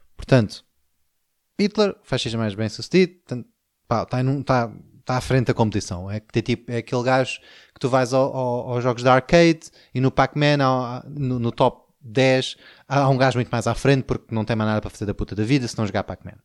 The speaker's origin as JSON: {"language": "Portuguese", "country": "Portugal"}